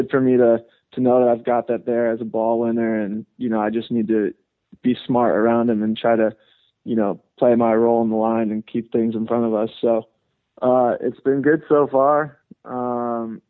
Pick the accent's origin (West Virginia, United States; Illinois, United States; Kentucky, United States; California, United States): California, United States; Burbank; I grew up in Southern California here